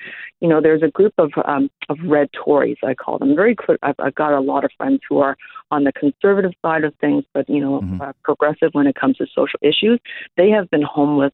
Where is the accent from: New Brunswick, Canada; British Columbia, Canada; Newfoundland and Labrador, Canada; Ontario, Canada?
Ontario, Canada; Toronto; English is a second language; I grew up very poor in Regent Park. I'm an immigrant. English is my second language.